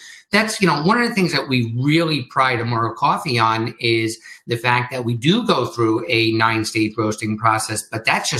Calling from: Redding, Connecticut, United States; I'm calling in from Reading, Connecticut, from my home. Our office is in Danbury, Connecticut.

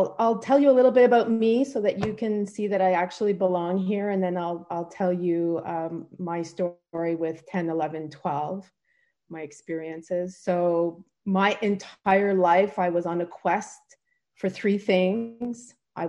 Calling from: Port Hope, Ontario, Canada; I'm zooming in from Port Hope, Ontario, Canada.

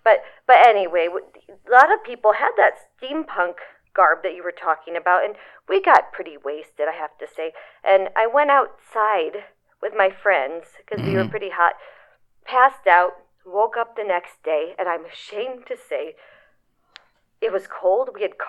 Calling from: Butte, Montana, United States; Hi, this is … from Butte, Montana.

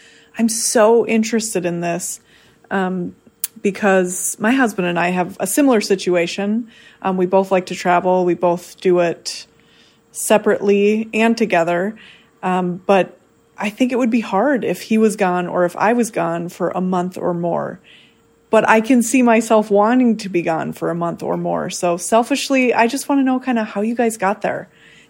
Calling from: Minneapolis, Minnesota, United States; from Minneapolis.

